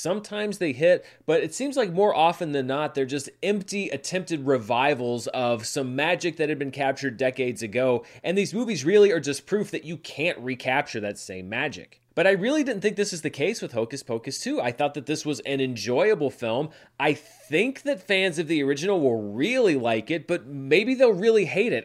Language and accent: English; the American South, United States; I was raised in the American South in the early nineteen nineties